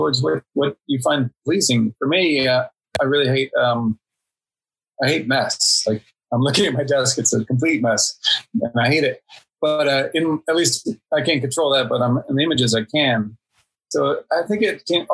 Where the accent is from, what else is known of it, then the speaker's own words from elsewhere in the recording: Indiana, United States; moved away as an adult; also born or lived in Prague, Czech Republic / London, United Kingdom; I'm from Indiana and I worked for 10 years in Czech Republic and Prague and London